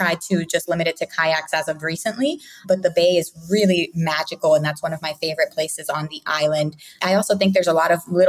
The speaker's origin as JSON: {"language": "English", "town": "Philadelphia", "region": "Pennsylvania", "country": "United States", "tie": "born or raised there", "also_born_or_lived": "Puerto Rico", "moved": "yes", "lives_now": "Rio Grande, Puerto Rico", "said": "I actually was born in Puerto Rico, but I only lived there till I was six, and then I grew up in Philadelphia."}